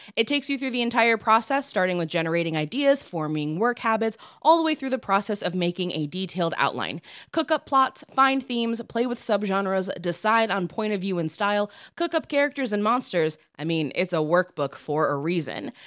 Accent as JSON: {"language": "English", "region": "Midwest", "country": "United States", "moved": "yes", "lives_now": "Los Angeles, United States", "said": "we're from the Midwest"}